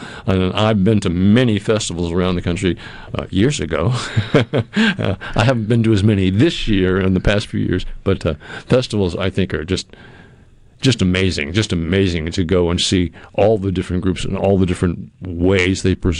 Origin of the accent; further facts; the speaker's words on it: New England, United States; I mean, I grew up in New England, and when I moved down here, I had no idea of where I was going or why.